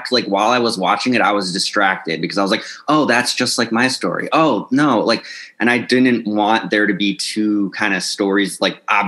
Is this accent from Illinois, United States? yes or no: yes; Carol Stream, Illinois, United States; moved away; I grew up in the suburbs of Chicago, Carroll Stream, Illinois.